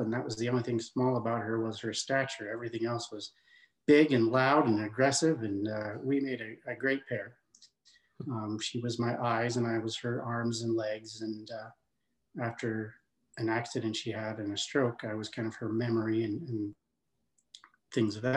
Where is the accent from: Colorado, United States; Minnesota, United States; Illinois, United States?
Colorado, United States; Denver; also born or lived in Louisville, Colorado; I grew up in near Denver, Colorado